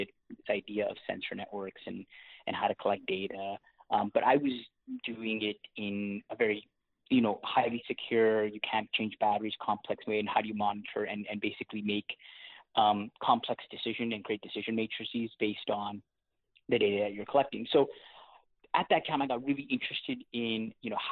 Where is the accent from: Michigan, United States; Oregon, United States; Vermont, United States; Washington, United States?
Washington, United States; Seattle; accent: hybrid Canadian-American; also born or lived in Canada; born and raised in Canada, but I grew up in Seattle